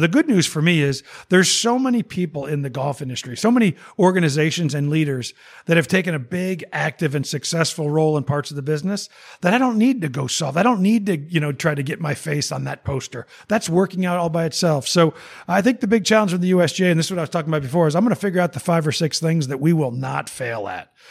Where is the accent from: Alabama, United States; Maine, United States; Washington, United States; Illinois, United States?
Illinois, United States; Naperville; as a Chicagoan, as a Naperville guy